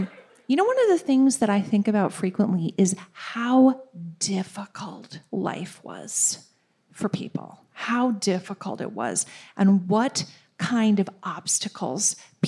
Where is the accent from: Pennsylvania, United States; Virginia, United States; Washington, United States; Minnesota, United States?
Minnesota, United States; I am a Minnesotan